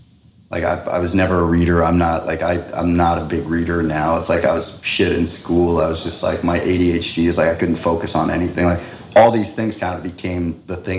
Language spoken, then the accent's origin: English; Costa Rica; first language Spanish; English is a second language; since 1980, that's where our base was. And so I grew up speaking Spanish as my mother tongue